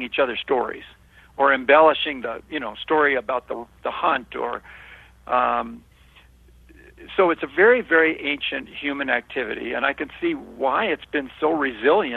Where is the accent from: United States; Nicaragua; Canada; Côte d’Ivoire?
United States; Los Angeles, California; I was born and raised in Hollywood